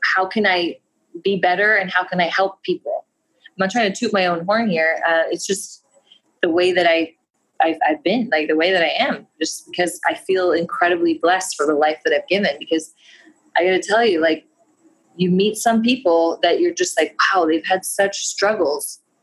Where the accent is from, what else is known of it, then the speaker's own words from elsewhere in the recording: United States; I'm American